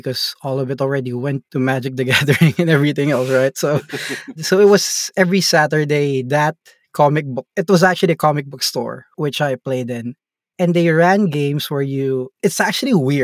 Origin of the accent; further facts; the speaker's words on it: Philippines; I'm from the Philippines and we're in an island in the Philippines, not in the main city.